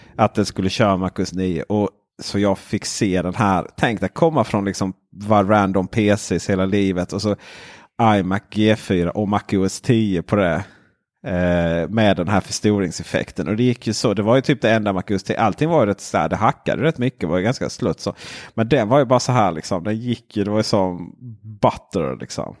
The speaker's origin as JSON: {"language": "Swedish", "region": "Blekinge", "country": "Sweden", "also_born_or_lived": "Växjö", "moved": "yes", "said": "jag kom ju från Blekinge"}